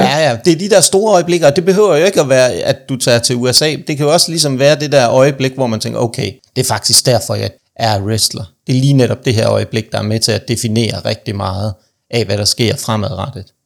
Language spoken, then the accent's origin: Danish; Aarhus, Central Denmark Region, Denmark; moved away; jeg er jo oprindeligt fra Aarhus, det kan man nok også godt høre, når jeg snakker